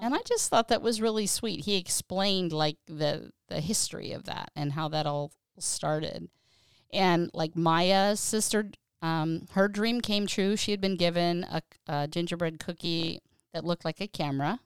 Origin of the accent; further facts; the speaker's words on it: Pennsylvania, United States; moved away as an adult; also born or lived in California; growing up in Pennsylvania